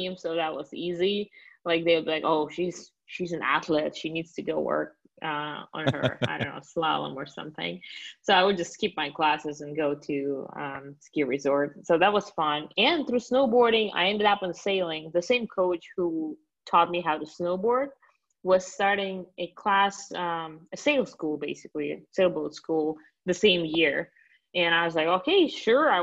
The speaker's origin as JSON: {"language": "English", "region": "Siberia", "country": "Russia", "tie": "born or raised there", "also_born_or_lived": "Miami, United States", "second_language": "English", "moved": "as an adult", "lives_now": "Texas, United States", "said": "I was born and raised in Russia. I moved to the US about 6 years ago"}